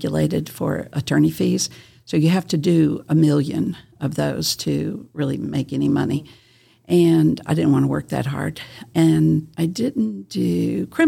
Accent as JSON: {"language": "English", "region": "South Carolina", "country": "United States", "tie": "born or raised there", "also_born_or_lived": "California", "moved": "as an adult", "lives_now": "Kingsport, United States", "said": "I'm a Southern girl. I grew up in South Carolina"}